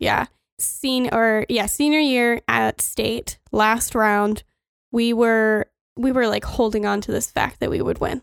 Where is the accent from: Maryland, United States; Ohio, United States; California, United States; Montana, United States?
Montana, United States; Rosebud; also born or lived in Miles City, Montana / New York; we came back to Rosebud again, following my grandparents